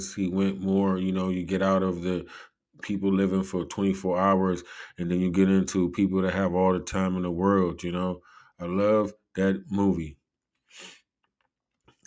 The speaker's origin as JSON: {"language": "English", "country": "United States", "said": "I am an American"}